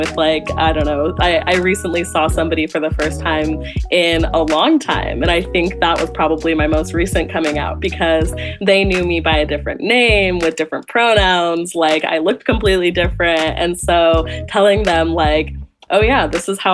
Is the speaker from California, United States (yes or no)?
yes; Sacramento, California, United States; I grew up in Sacramento, California.